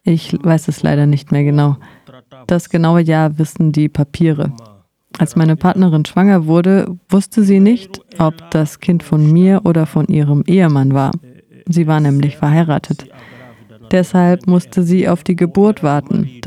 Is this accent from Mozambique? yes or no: yes; Maputo, Maputo City, Mozambique; German is a second language; moved away as an adult; also born or lived in Gaza; now in Germany; Ich werde bald 62 Jahre alt. Ich komme aus Mosambik, aus der Provinz Gaza und ich bin in der Hauptstadt Maputo aufgewachsen, habe da die Grund- und die weiterführende Schule besucht